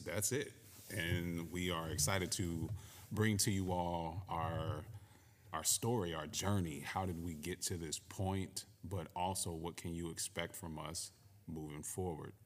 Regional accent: Cleveland, Ohio, United States; also born or lived in Connecticut; I too am from the Midwest, born and raised in Cleveland, Ohio

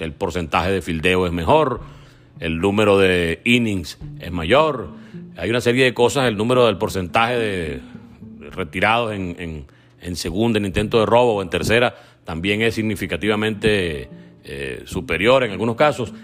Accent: Venezuela; como venezolano

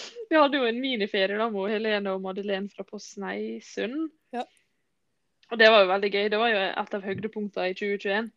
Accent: Sunnmøre, Møre og Romsdal, Norway; Vi kommer fra Sunnmøre

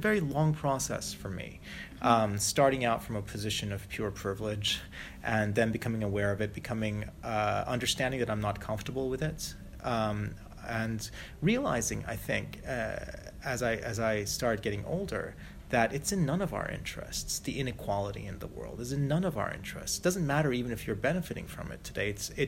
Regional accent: Malaysia; I grew up as a third culture kid. Little white kid growing up in Malaysia, hugely spoiled, very privileged, complete brat.

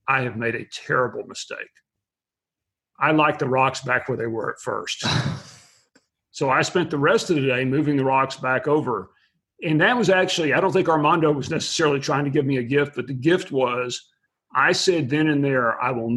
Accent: Abilene, Texas, United States; I was born and raised in West Texas in a small town called Abilene

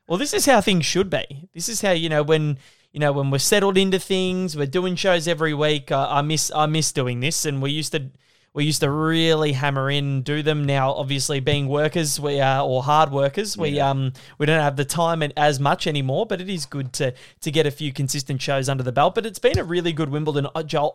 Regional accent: Australia; as an Australian fan

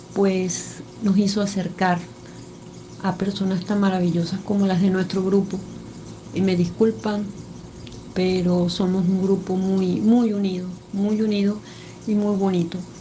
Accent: Venezuela; soy de Venezuela.

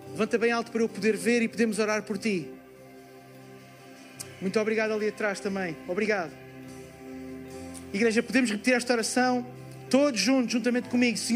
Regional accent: Lisbon, Portugal; sou de Portugal, Campos de Lisboa.

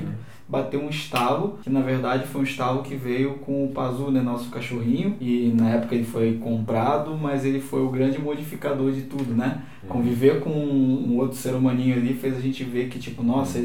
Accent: Rio de Janeiro, Brazil; moved away as an adult; eu não sou daqui, né? Sou do Rio

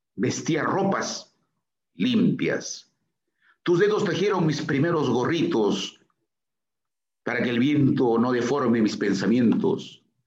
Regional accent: Chiquián, Ancash, Peru; primera comunión en mi pueblo natal, Chiquián

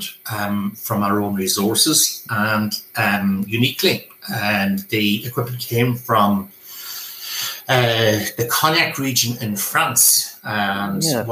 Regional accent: Ranafast, near Crolly, County Donegal, Ireland; I'm from Runafarshire, just over the road. I have been involved in the Irish language all of my life

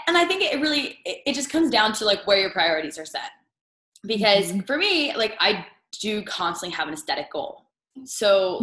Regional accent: Northern Virginia, United States; moved away as an adult; I'm originally from the East Coast. I grew up outside of DC in Northern Virginia

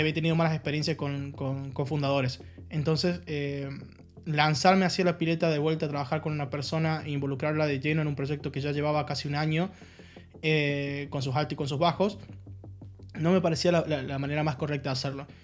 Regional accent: Argentina; moved away as an adult; also born or lived in Halle, Germany; now in Germany; yo soy argentino, Sí. Por si no se nota en, mi, tonada, en mi acento, eh, o las palabras que uso

